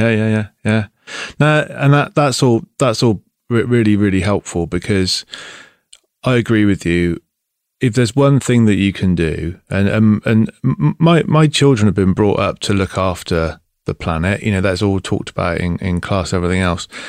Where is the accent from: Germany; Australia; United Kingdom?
United Kingdom; Bristol, South West England; now in East Devon, United Kingdom; I'm from Bristol